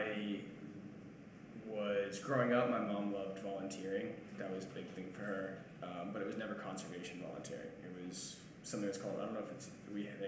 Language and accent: English; North Carolina, United States; moved away as an adult; also born or lived in Maine / Honduras / Hawaii / Colorado; now in Coffin Bay, Australia; I'm from America, just for the people in the recording. And I grew up on the East Coast, grew up in North Carolina